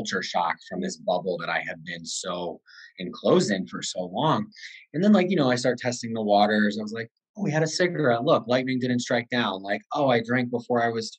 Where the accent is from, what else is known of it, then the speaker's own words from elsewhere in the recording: Connecticut, United States; I am from Connecticut, 34 years old.